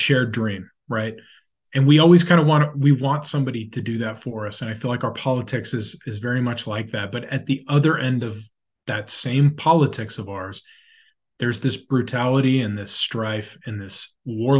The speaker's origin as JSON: {"language": "English", "country": "United States", "said": "as an American"}